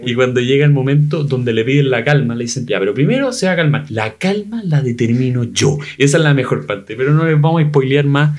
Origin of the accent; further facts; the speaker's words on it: Chile; soy chileno, vivo en el tercer mundo